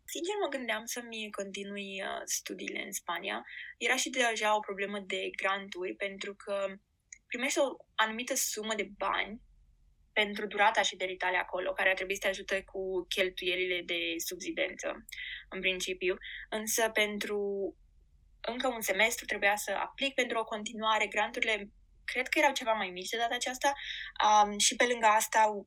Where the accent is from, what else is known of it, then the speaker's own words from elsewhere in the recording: Giurgiu, Giurgiu County, Romania; moved away as an adult; also born or lived in Bucharest / Madrid; now in Auckland, New Zealand; nu locuiam în București, uh, sunt din Giurgiu